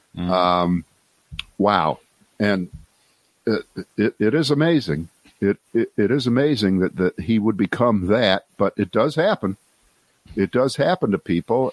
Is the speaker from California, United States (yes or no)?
no; Columbus, Ohio, United States; moved away as an adult; also born or lived in Cleveland, Ohio / New York / Boston / Washington; I spent growing up in Columbus, Ohio